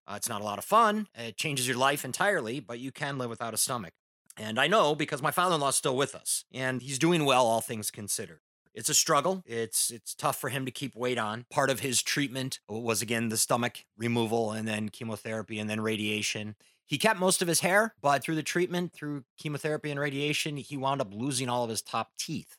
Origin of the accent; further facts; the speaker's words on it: Midwest, United States; now in Southern California, United States; being a Midwesterner myself